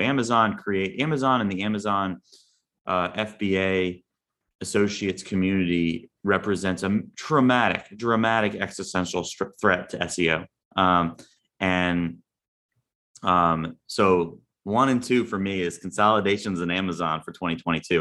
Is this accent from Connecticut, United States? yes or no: no; Long Branch, New Jersey, United States; I grew up in Long Branch, New Jersey